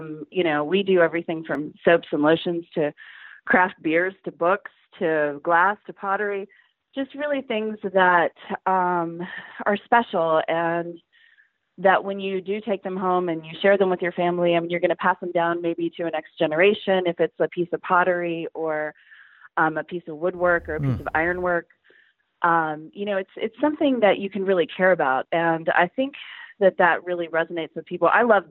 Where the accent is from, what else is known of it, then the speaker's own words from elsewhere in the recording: Parkersburg, West Virginia, United States; I grew up in Parkersburg